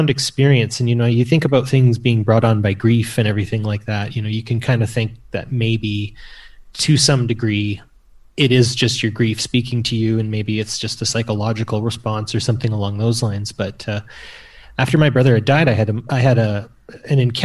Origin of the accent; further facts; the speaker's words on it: the prairies of Canada, Canada; I'm from Canada and grew up in the prairies of Canada.